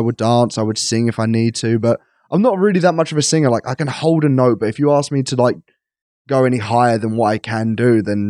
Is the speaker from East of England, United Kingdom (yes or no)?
yes; East of England, United Kingdom; I'm so English. But, I'm so Essex. That's not even English.